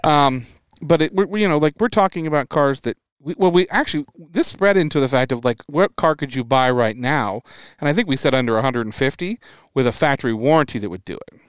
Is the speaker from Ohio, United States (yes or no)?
no; Washington, United States; growing up in Washington State